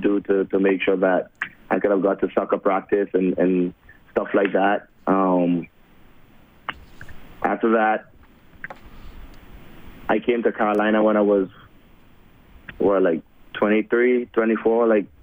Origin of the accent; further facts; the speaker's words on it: Port of Spain, Trinidad & Tobago; moved away; I was born and raised in Trinidad and Tobago. Well, Trinidad, the city, in Port of Spain, the capital.